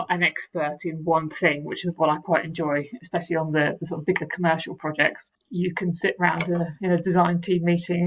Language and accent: English; Maidenhead, South East England, United Kingdom; also born or lived in Reading; So I'm from Berkshire originally. I went to school in Reading. I grew up in the Windsor-Maidenhead area